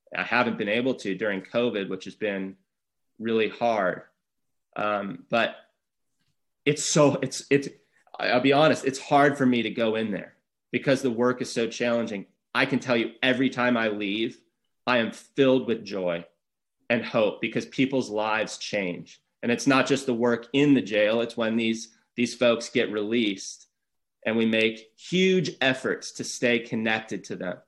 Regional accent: Santa Barbara, California, United States; I'm born and raised here. This is Santa Barbara's my hometown

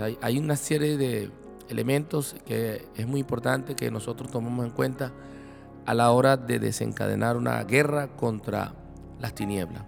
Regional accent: Venezuela; como venezolanos, porque bueno, sabes que estamos viviendo una situación muy difícil en Venezuela

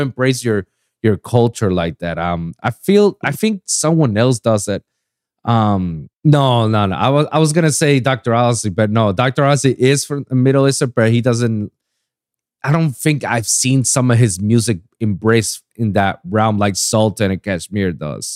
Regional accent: Puerto Rico; moved away; also born or lived in Pennsylvania; I was born and raised in Puerto Rico

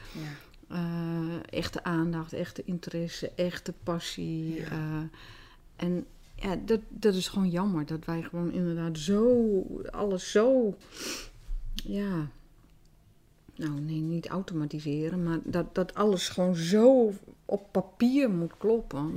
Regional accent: Groningen, Netherlands; accent: Gronings; first language Dutch; Wij spraken ook Nederlands, terwijl iedereen dialect sprak

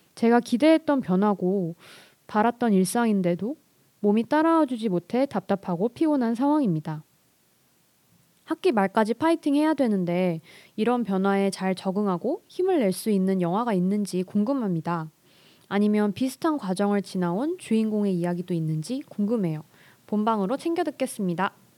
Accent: Seoul, South Korea; 저는 서울에서 나고 자랐고요

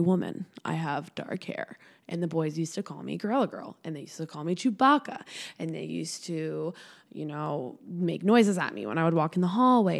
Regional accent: Swampscott, Massachusetts, United States; I grew up in a really small town. My hometown's called Swampscott, Massachusetts.

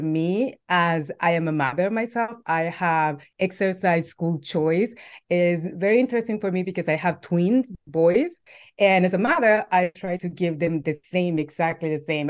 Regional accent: El Salvador; moved away as an adult; now in United States; I'm originally from El Salvador. I've been in the U S for almost thirteen years

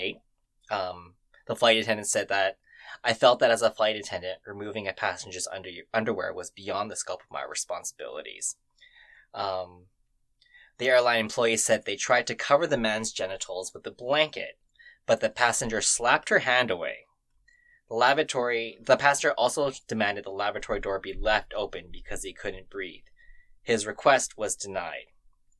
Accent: Vancouver, British Columbia, Canada; Me growing up in Vancouver of Western culture

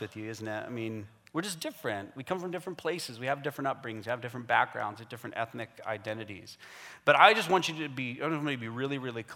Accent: United States; now in Canada; Me too. I'm American.

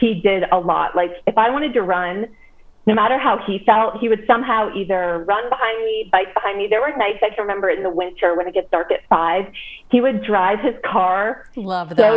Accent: Indian Hill, Ohio, United States; So I grew up in Cincinnati. I grew up in Indian Hill. I lived there my entire life

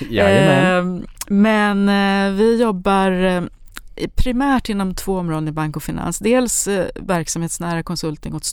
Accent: Sundsvall, Västernorrland County, Sweden; now in Danderyd, Sweden; Jag kommer ursprungligen från Sundsvall, är civilingenjör från Chalmers inom industriell ekonomi. Jag bor i Danderyd

